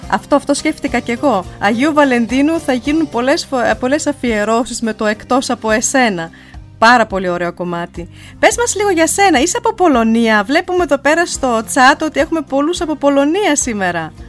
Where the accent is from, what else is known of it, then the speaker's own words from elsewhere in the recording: Germany; που είμαστε Ελληνίδε και γεννηθήκαμε στη Γερμανία